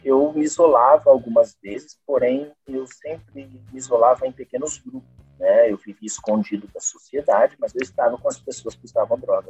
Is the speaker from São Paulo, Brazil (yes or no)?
yes; interior of São Paulo, Brazil; accent: caipira (rolled R of interior São Paulo); eu moro no interior de São Paulo, né? então percebi pelo meu sotaque carregado de porta